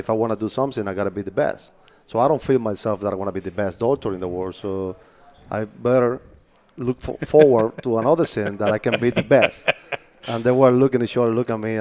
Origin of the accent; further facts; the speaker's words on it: Havana, Cuba; moved away as an adult; now in Fort Myers, United States; I was born and raised in Havana, Cuba